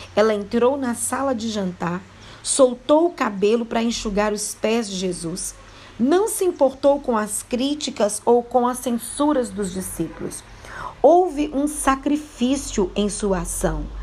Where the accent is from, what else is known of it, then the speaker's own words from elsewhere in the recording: Mariana, Minas Gerais, Brazil; eu sou da cidade de Mariana, Minas Gerais